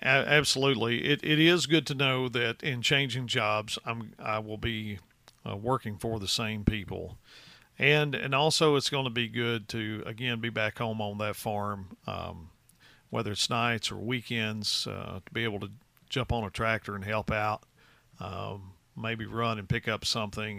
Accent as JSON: {"language": "English", "region": "West Tennessee", "country": "United States", "tie": "born or raised there", "moved": "as an adult", "said": "I'm from the West Tennessee region, uh, originally"}